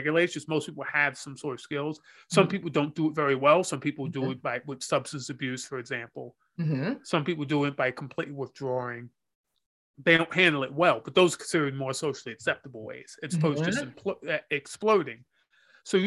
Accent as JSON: {"language": "English", "country": "United States", "said": "I'm American"}